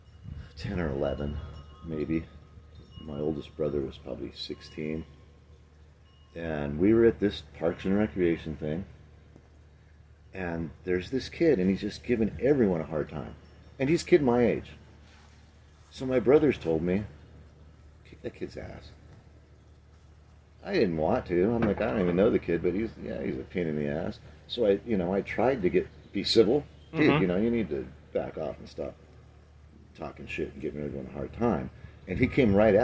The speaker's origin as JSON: {"language": "English", "town": "Garden Grove", "region": "California", "country": "United States", "said": "we're from Garden Grove"}